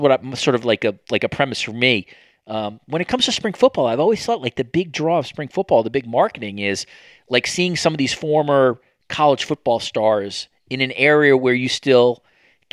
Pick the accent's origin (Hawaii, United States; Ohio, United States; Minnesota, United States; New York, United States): New York, United States; moved away; Chad and I are both from cities on the East Coast. You know, I'm putting myself as a New Yorker here, even though I'm not living there at the moment